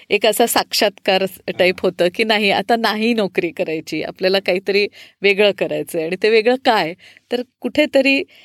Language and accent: Marathi; Pune, Maharashtra, India; also born or lived in Panchgani / Mumbai / Nashik; पुण्यात बऱ्यापैकी वाढलेली आहे त्याच्या आधी थोडे वर्ष पाचगणीला होतो आम्ही